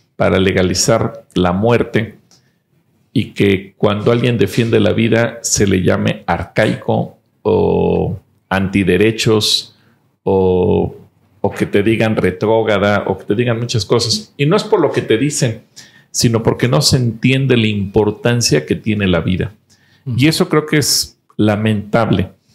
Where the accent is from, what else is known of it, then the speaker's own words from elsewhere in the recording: Mexico; como mexicanos